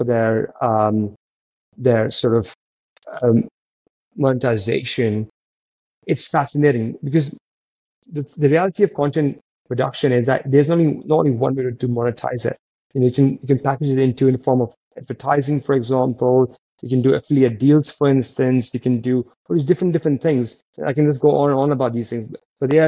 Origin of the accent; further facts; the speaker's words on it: United Kingdom; as British founders and as Commonwealth founders